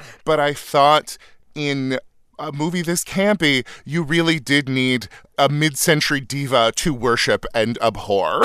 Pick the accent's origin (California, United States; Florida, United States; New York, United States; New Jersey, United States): California, United States; Northern; moved away; my hometown, a little farm town in Northern California